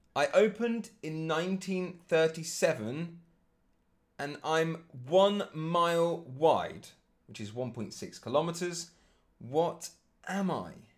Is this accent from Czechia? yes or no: no; England, United Kingdom; now in Germany; my home country being England